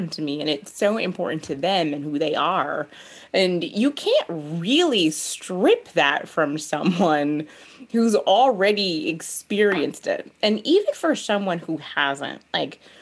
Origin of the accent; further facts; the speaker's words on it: United States; I'm an American. I'm a Black American.